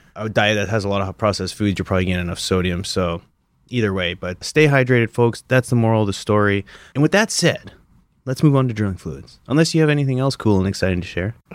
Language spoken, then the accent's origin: English; Canada; moved away; growing up in Canada